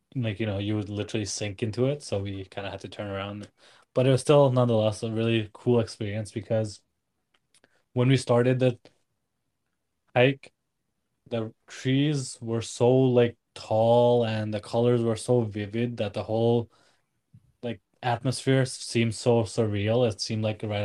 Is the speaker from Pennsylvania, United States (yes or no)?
no; Washington, United States; moved away; growing up in Washington